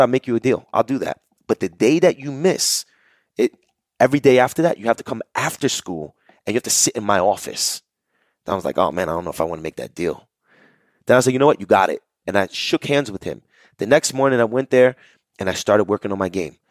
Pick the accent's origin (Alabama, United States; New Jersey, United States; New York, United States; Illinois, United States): New Jersey, United States; Jersey City; I grew up in Jersey City, New Jersey